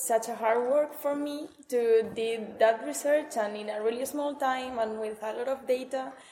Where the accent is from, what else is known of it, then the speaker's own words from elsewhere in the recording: Sabiñánigo, Aragon, Spain; now in Lisbon, Portugal; I'm coming from Sabiñanigo, a little village in Huesca in the north of Spain.